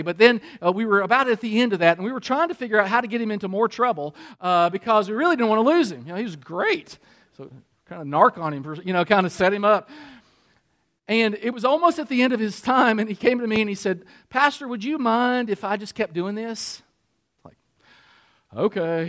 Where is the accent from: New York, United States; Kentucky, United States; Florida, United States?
Kentucky, United States; also born or lived in Michigan; I'm still from Kentucky, and I want people to identify me